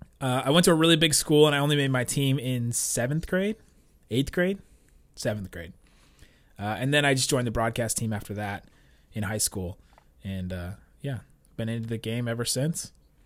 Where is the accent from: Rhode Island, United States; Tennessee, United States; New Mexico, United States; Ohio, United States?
Ohio, United States; Cincinnati; also born or lived in Southern California; I was born in Southern California. We moved when I was really young. We ended up then eventually we were living in Cincinnati, Ohio.